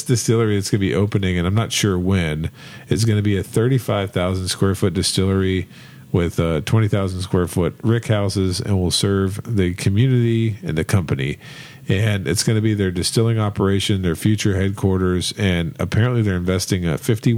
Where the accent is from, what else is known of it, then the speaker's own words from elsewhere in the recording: Northeast Ohio, United States; now in Kentucky, United States; I grew up in Northeast Ohio where we had a big car plant